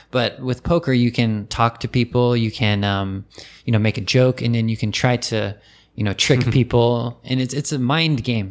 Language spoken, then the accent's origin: English; California, United States; moved away as an adult; now in Japan; there wasn't a race, um, track, a horse racing track in my hometown